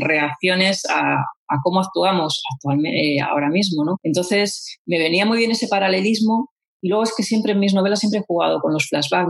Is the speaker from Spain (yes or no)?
yes; Vitoria-Gasteiz, Basque Country, Spain; mi tierra